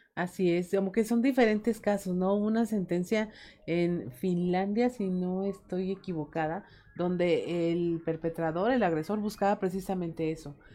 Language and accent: Spanish; Mexico; cómo somos los mexicanos